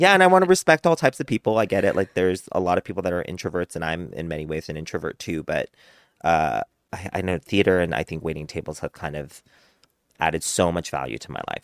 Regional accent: United States; being Korean American, growing up in a white community

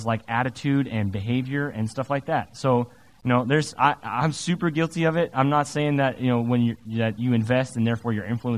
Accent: Salem, Oregon, United States; When I grew up at in Oregon, in Salem, and very much suburban America

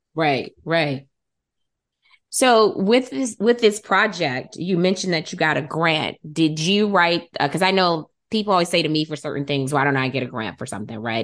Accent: Detroit, Michigan, United States; moved away as an adult; also born or lived in Arlington, Virginia / Alexandria, Virginia; now in Santa Monica, United States; I'm from Detroit originally

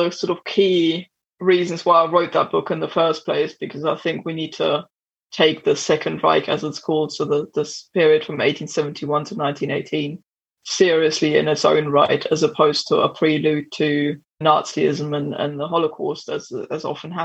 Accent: right outside of Berlin, Brandenburg, Germany; I grew up literally in the Prussian heartlands right outside of Berlin.

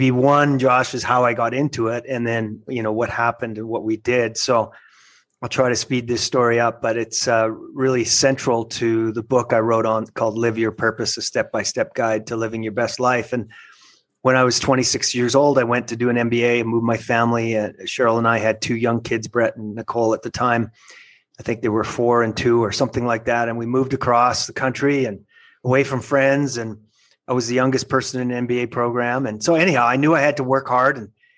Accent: Lethbridge, Alberta, Canada; moved away as an adult; now in Salt Lake City, United States; I was born and raised in a little place I like to call L.A., Lethbridge, Alberta, Canada

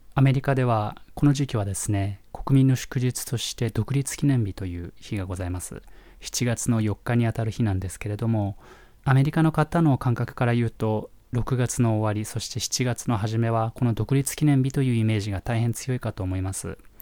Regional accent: Japan; moved away as an adult; also born or lived in Nebraska, United States; 日本で育った頃

